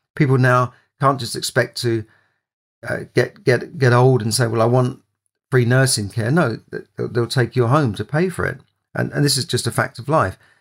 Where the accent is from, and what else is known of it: London, United Kingdom; born or raised there